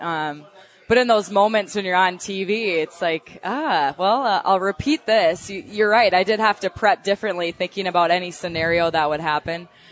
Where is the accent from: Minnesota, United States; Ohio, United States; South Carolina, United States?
Minnesota, United States; accent: Minnesota; my Minnesota accent